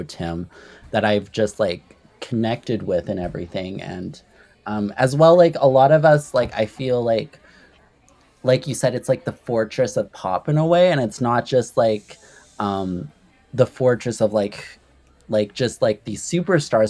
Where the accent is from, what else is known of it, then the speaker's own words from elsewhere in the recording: Canada; I am a Canadian artist